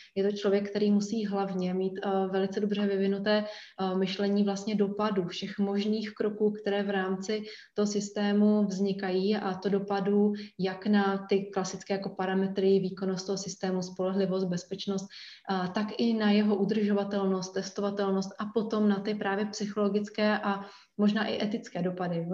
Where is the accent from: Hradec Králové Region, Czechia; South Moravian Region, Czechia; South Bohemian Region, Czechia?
South Moravian Region, Czechia; Brno; já jsem z Brna